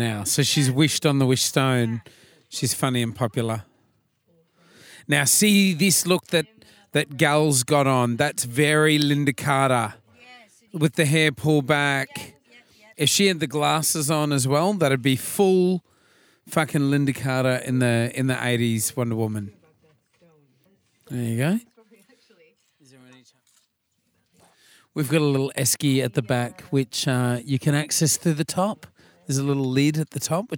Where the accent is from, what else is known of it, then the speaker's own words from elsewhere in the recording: Australia; being Australian